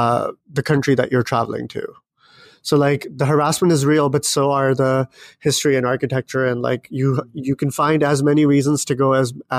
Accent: Pakistan; English is a second language; impossible for me to be neutral and to, you know, completely scrap away and do away with my socialization as a Pakistani.

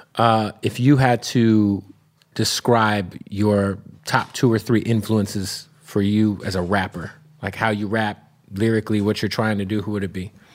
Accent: Arizona, United States; I'm from Arizona, and so all of my friends who are Native American, they're like Navajo

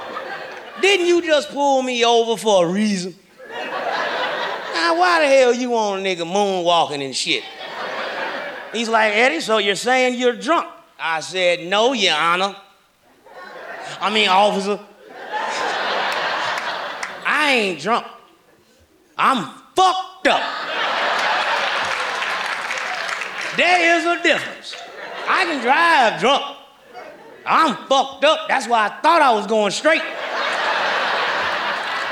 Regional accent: Kansas City, Missouri, United States; moved away; also born or lived in Los Angeles; I'm from Kansas City, Missouri

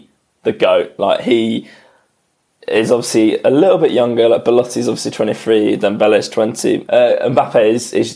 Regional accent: England, United Kingdom; as an Englishman

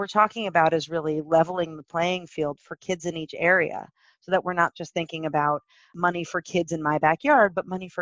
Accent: New Jersey, United States; I'm from New Jersey

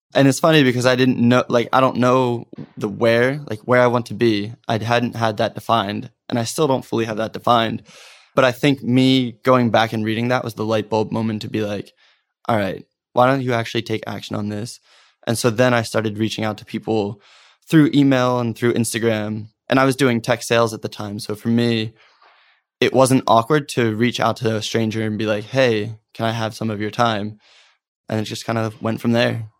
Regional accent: Norristown, Pennsylvania, United States; I grew up in the Philadelphia area in the suburbs, a town called Norristown

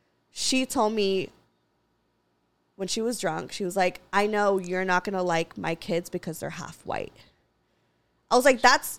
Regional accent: Santa Clarita, California, United States; also born or lived in Los Angeles; I grew up in Santa Clarita, predominantly conservative town. And, like, I guess, quote, unquote, whitewashed. And I, you know, lived in L.A.

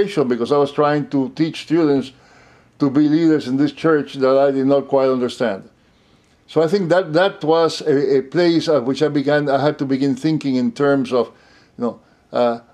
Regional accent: Cuba; moved away as an adult; also born or lived in Puerto Rico; now in United States; I grew up in Cuba.

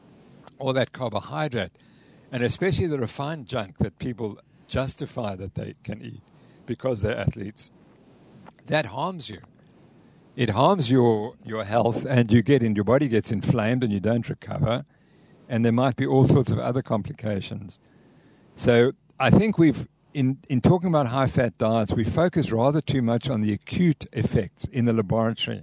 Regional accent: Cape Town, Western Cape, South Africa; I'm from Cape Town

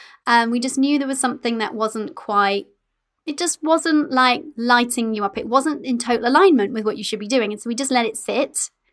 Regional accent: United Kingdom; We're British

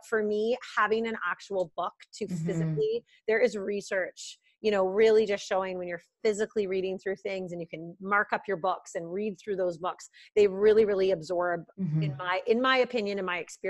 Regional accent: Burlington, Ontario, Canada; also born or lived in Oakville, Ontario; I am from Burlington, Ontario

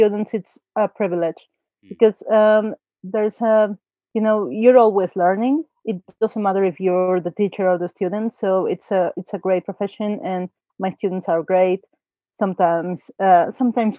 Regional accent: Mexico City, Mexico; I'm from Mexico City

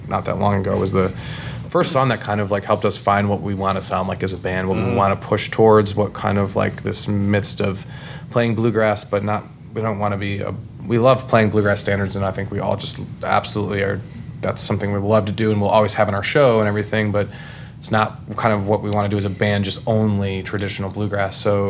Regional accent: Virginia, United States; I'm from Franklin County, and that song just resonates with me.

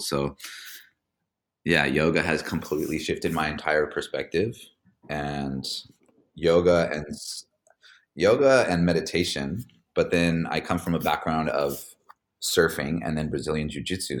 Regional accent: Hawaii, United States; moved away; also born or lived in Orange County, California; I grew up in Hawaii

